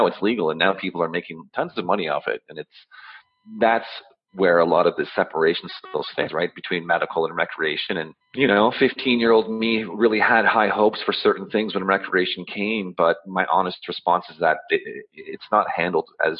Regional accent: Ottawa, Ontario, Canada; I'm born and raised in Ottawa

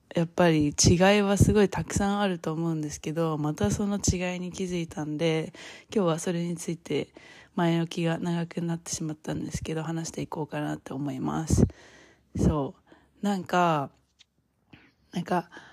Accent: Japan; moved away as an adult; now in United States; 今まで自分が育ってきた 日本の文化

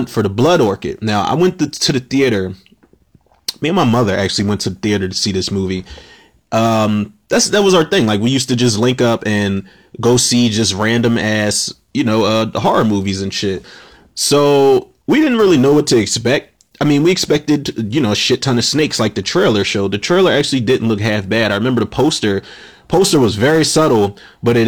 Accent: Philadelphia, Pennsylvania, United States; I'm from Uptown Manary, but I lived in South Philly for the longest

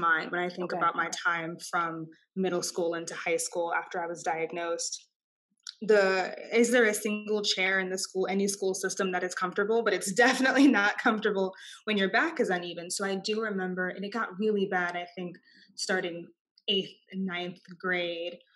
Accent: Austin, Texas, United States; I am a Texan. I was born and raised in Austin, Texas

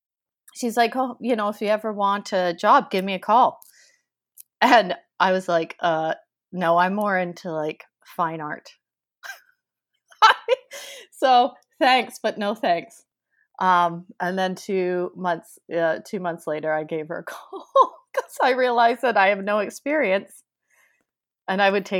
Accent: New Westminster, British Columbia, Canada; also born or lived in London, United Kingdom; I grew up in New Westminster, so pretty much Vancouver, very close. I grew up in New West. I have lived here, and I've lived in England quite a bit.

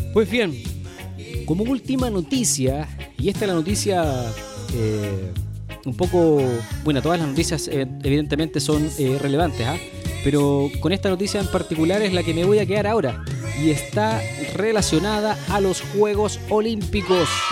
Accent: Chile; nosotros, los chilenos

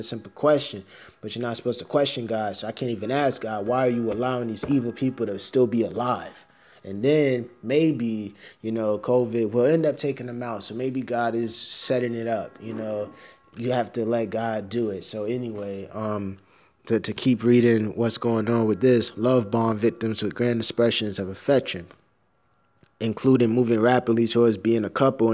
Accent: United States; I'm American

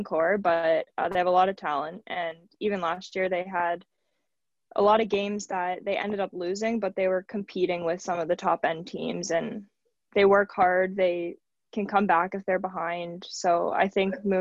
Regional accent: Hamilton, Ontario, Canada; my hometown team

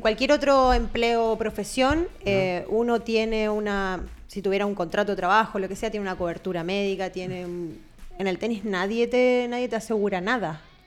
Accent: Argentina; moved away; yo me acuerdo cuando era chica, competía allá en Argentina

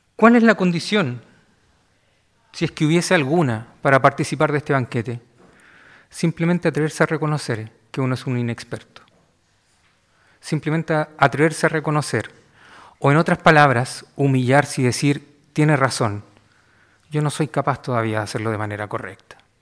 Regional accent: Valparaíso, Chile; Yo soy de Valparaíso

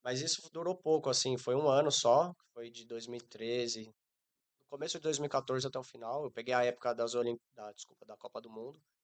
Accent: São Paulo, Brazil; moved away as an adult; also born or lived in Nepal; eu sou natural de São Paulo

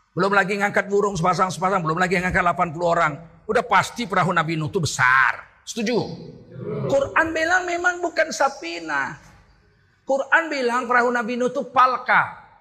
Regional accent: Indonesia; Orang Melayu juga menyebut pamannya itu ayah. Saya orang Melayu. Kami kalau memanggil saudara bapak kami, ayah.

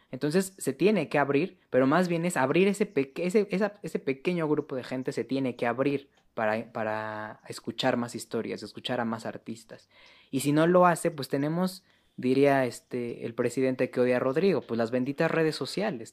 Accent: Mexico City, Mexico; yo que soy de la Ciudad de México

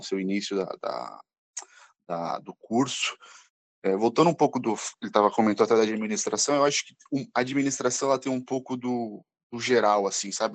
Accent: São Paulo, Brazil; nascido e criado aqui em São Paulo, capital

